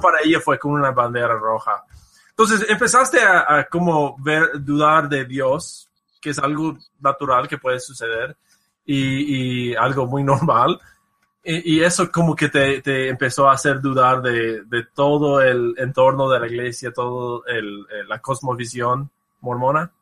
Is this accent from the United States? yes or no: yes; United States; Spanish is a second language; soy un gringo norteamericano